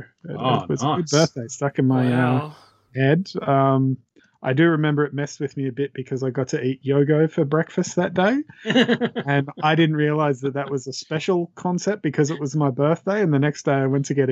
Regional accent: Australia

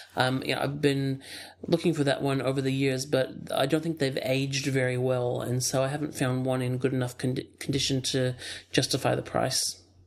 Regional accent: outside of Chicago, Illinois, United States; moved away; also born or lived in Ohio; my family moved to Illinois um, when I was uh, three, which and grew, I grew up outside of Chicago

